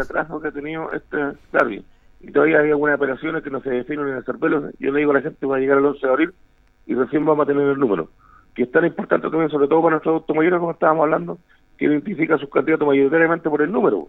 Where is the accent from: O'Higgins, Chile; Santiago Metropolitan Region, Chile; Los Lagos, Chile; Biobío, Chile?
Los Lagos, Chile; Osorno; now in Talca, Chile; nací en Osorno